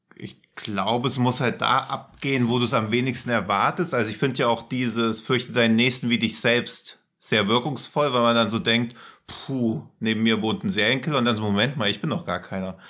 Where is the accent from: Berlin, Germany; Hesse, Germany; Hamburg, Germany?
Hesse, Germany; near Rotenburg an der Fulda; ich komme da ja aus der Nähe